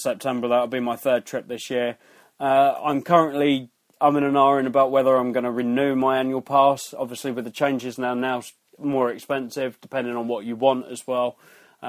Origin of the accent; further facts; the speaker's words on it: United Kingdom; we're British